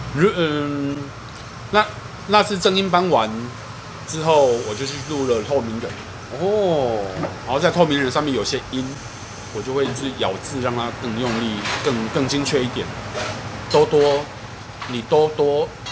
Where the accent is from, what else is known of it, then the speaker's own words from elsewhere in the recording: southern Taiwan, Taiwan; 而且我是南部， 而且我南部我跟他是，呃，常常 平常生活讲台语大于中文的人